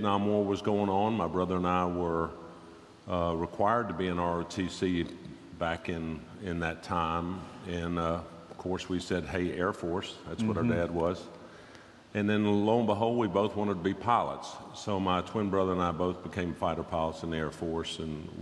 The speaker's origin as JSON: {"language": "English", "town": "Nashville", "region": "Tennessee", "country": "United States", "tie": "born or raised there", "also_born_or_lived": "Dayton, Ohio"}